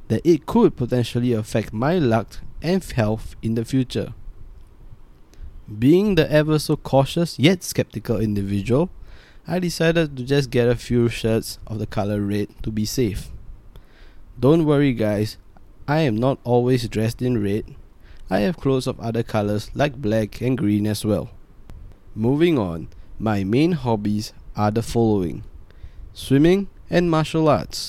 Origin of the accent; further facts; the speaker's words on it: Singapore; I am a Singaporean